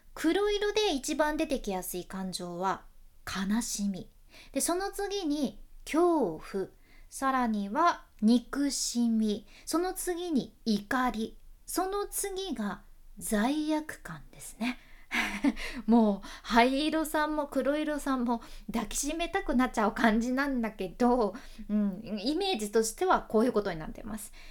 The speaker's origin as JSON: {"language": "Japanese", "region": "Fukuoka", "country": "Japan", "accent": "Hakata dialect"}